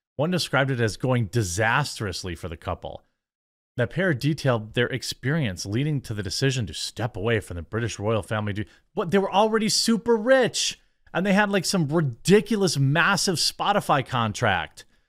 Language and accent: English; United States; I'm from America